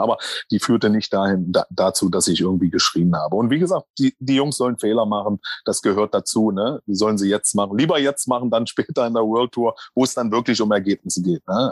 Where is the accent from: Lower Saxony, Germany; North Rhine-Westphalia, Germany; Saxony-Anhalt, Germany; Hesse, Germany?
Saxony-Anhalt, Germany; Magdeburg; moved away; also born or lived in Thuringia; meine Heimat ist übrigens nicht Thüringen, ich bin Magdeburger, ich bin, äh, Sachsen-Anhaltiner